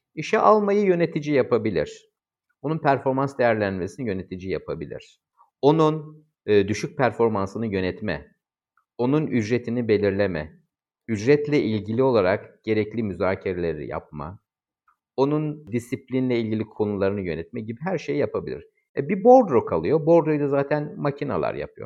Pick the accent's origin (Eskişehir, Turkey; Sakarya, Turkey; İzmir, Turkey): İzmir, Turkey; ben İzmirliyim.